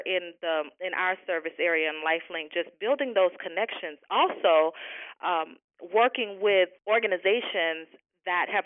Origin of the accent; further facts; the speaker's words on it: Florida, United States; I'm a Floridian, born and raised here